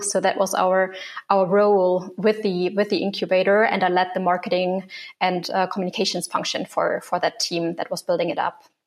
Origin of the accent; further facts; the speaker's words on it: Germany; moved away as an adult; also born or lived in Hong Kong; So I grew up in Germany, but when I was 19, I moved abroad